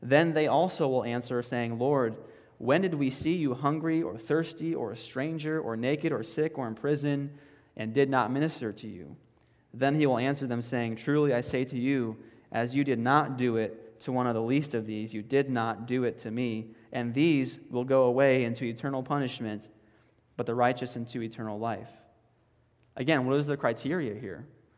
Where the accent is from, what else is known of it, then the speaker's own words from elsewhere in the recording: the South, United States; hey, we're Americans, or we are self-proclaimed Christians, we grew up in the Bible Belt